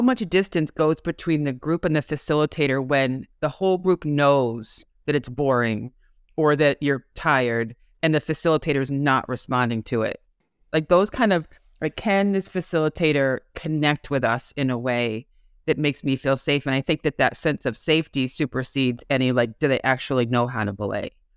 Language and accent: English; Massachusetts, United States; I'm from Massachusetts.